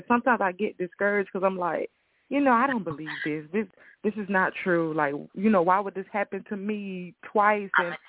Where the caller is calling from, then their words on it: Tallahassee, Florida, United States; Yes, Tallahassee, Florida. Yes, ma'am.